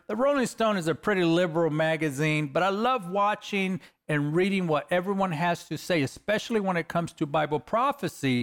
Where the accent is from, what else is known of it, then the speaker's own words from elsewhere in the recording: Los Angeles, California, United States; I'm a kid from East L A, California. I'm a next gang member that God called out of the inner city of L